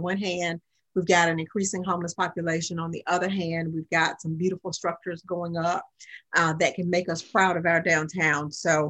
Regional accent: Augusta, Georgia, United States; moved away; You know, I grew up in Augusta, have been hearing the name Sherman Hemstreet all of my life. And when I moved back in 2014

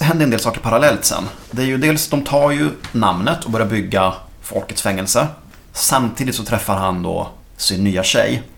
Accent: Gothenburg, Västra Götaland, Sweden; Jag som göteborgare

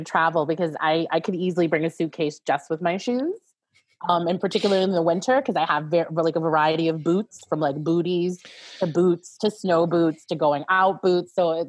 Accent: New Orleans, Louisiana, United States; New Orleans, darling. 504. Definitely.

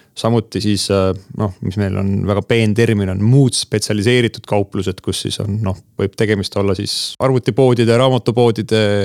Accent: Mustamäe, Tallinn, Harju County, Estonia; mina elasin Mustamäel esimesel korrusel, mille all oli soojatrass

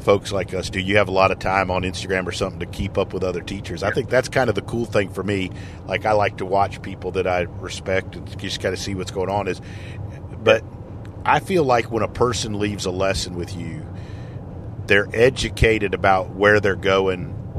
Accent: Alabama, United States; from Alabama

